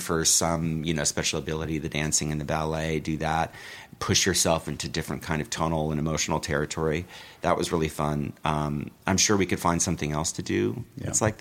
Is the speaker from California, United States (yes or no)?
yes; Los Angeles, California, United States; I grew up in the Valley